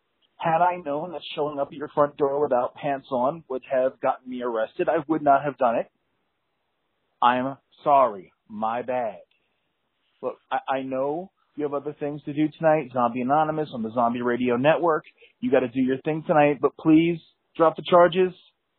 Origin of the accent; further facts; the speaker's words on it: Ireland; I mean, I'm Irish.